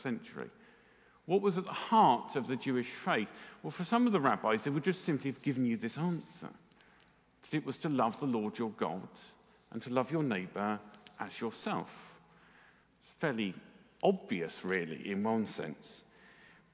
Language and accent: English; England, United Kingdom; because we're English